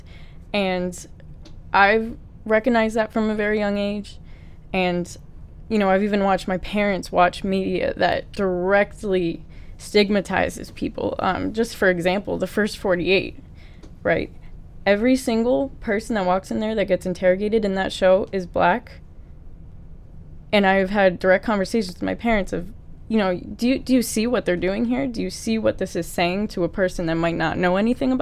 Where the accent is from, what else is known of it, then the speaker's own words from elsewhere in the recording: New Fairfield, Connecticut, United States; I grew up in New Fairfield, Connecticut